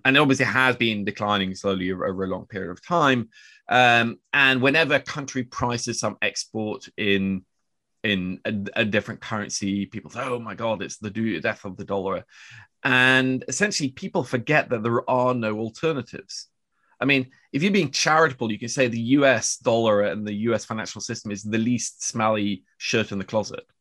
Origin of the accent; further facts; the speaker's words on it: Oslo, Norway; I grew up with a very Harry Potter-esque name on the west side of Oslo